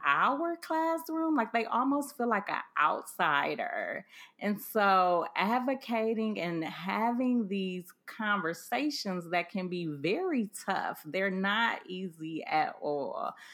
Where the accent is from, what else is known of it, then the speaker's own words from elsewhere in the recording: Cleveland, Ohio, United States; I grew up in Cleveland, Ohio, which is close to Sandusky